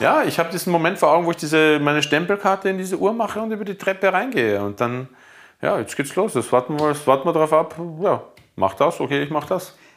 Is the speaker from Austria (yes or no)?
yes; Bruck an der Leitha, Lower Austria, Austria; also born or lived in Mödling; now in Berlin, Germany; Das ist ja Burg an der Leiter, wo ich aufgewachsen bin